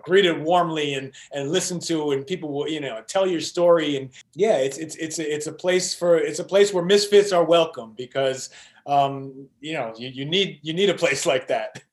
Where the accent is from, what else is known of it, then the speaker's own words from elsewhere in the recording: New York City, New York, United States; moved away; most of the people I grew up with in New York, the kids I went to school